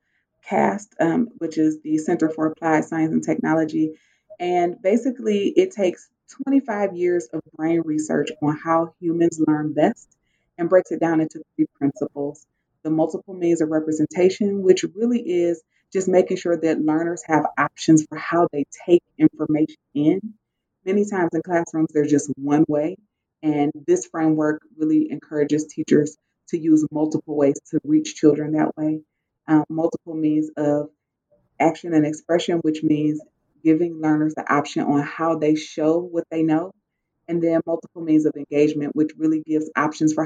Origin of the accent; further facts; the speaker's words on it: Cleveland, Ohio, United States; I am from Cleveland, Ohio. I grew up in inner city Cleveland